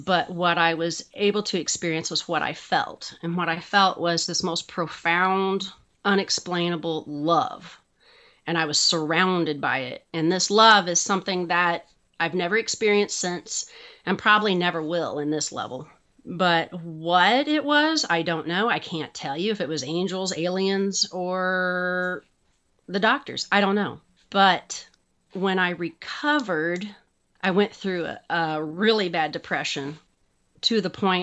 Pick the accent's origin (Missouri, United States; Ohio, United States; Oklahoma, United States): Missouri, United States; Kansas City; also born or lived in Lee's Summit, Missouri; I'm from the Kansas City area. I was born and raised here